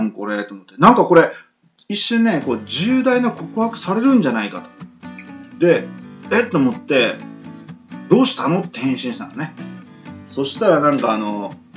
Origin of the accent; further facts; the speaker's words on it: Miyazaki, Japan; 僕も宮崎県なんですけども宮崎県出身の